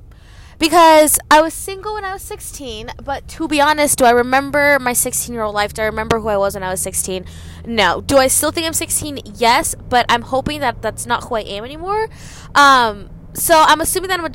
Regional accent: Gwinnett County, Georgia, United States; I am from Gwinnett

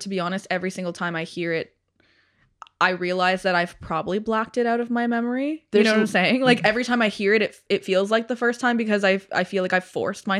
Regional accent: London, Ontario, Canada; we're from London

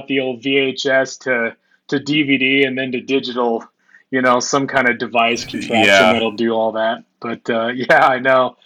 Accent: Salt Lake City, Utah, United States; I was born and raised in the Salt Lake City, Utah area

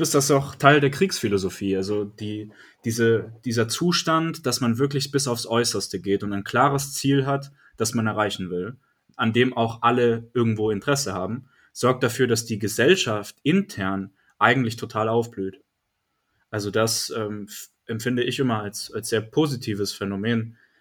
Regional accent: Bayreuth, Bavaria, Germany; mich als Bayreuther

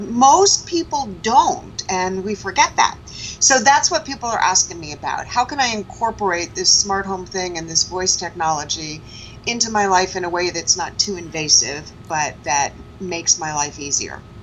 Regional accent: New York City, New York, United States; born and raised in Manhattan

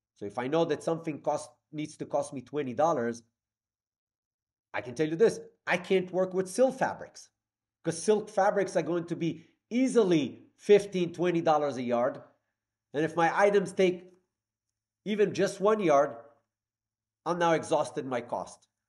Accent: Israel; moved away as an adult; now in New York City, United States; I'm from Israel

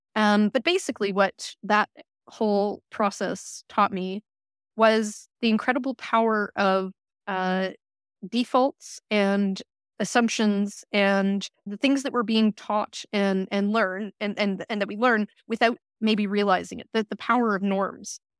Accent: Saskatoon, Saskatchewan, Canada; moved away as an adult; now in Cambridge, United Kingdom; I returned home to my hometown in, in Saskatoon

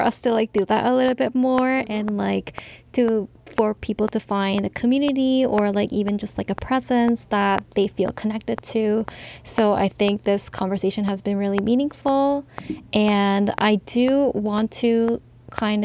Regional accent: Canada; as Korean Canadians

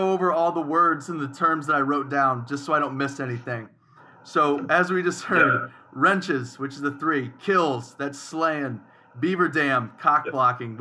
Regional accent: Ohio, United States; now in Arizona, United States; I'm from Ohio

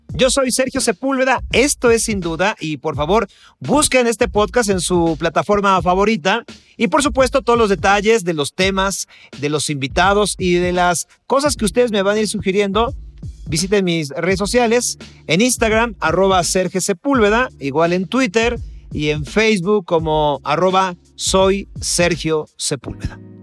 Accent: Mexico; como mexicano

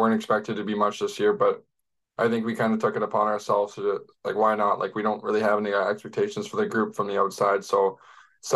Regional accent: Utopia, Ontario, Canada; also born or lived in Barrie; now in Kitchener, Canada; I was born in Barrie and then kind of moved out to Utopia. It's 20 minutes outside, so it's nothing crazy. So yeah, but from Utopia.

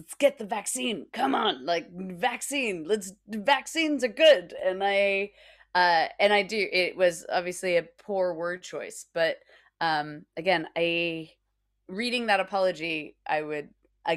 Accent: United States; now in United Kingdom; being an American living in the UK

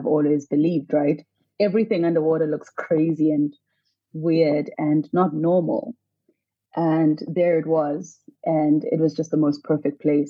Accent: Soweto, Gauteng, South Africa; I grew up in Soweto, a landlocked area about 6 hours from the nearest beach

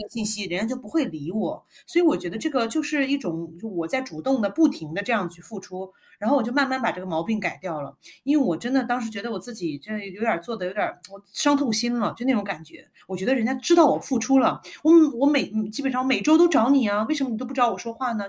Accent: Guangzhou, Guangdong, China; also born or lived in northern China; 我是北方人嘛，但是我是在广州长大的

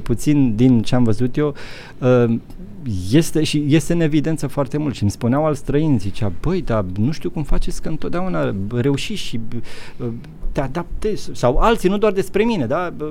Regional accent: Romania; moved away as an adult; also born or lived in Netherlands; now in Luxembourg; eu vin din România, știu, eu am mai trecut prin comunism

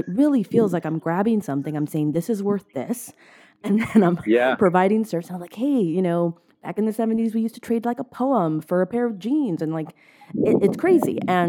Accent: Miami, Florida, United States; moved away; I'm from Miami, Florida originally.

